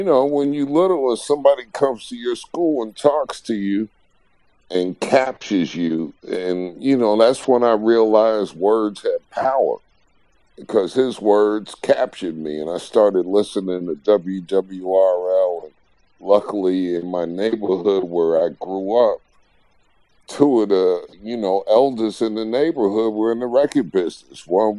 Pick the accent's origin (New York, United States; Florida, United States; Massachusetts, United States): New York, United States; New York City; I'm from New York, Queens, man.